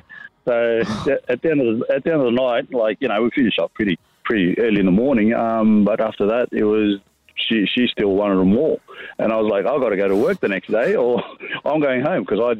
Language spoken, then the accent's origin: English; Queensland, Australia; Well, I'm from Queensland